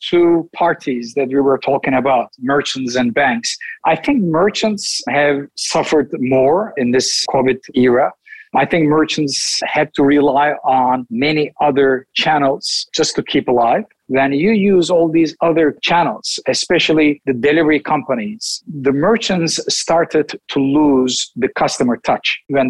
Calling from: Istanbul, Turkey; Right now, it's 11 o'clock in the world that I live in, and it's Istanbul, Turkey.

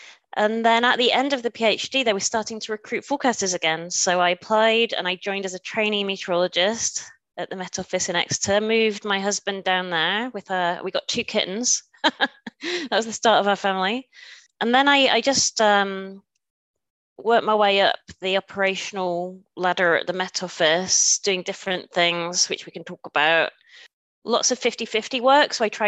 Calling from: Germany; I should say guten Tag, as I am joining you from Germany.

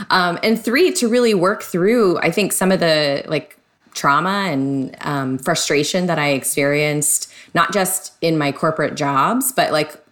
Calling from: San Diego, California, United States; Yes, Southern California, it's San Diego. Very sunny day today.

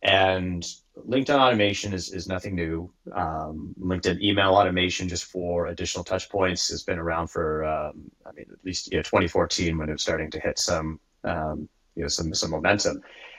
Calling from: Kingston, Ontario, Canada; I'm calling from the White North. Specifically in a small town called Kingston, which is halfway between Toronto and Ottawa.

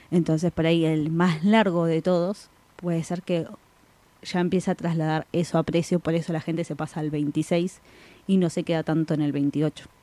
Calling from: Quilmes, Buenos Aires Province, Argentina; Soy de Quilmes, acá escuchándolos en la mañana con un café con leche.

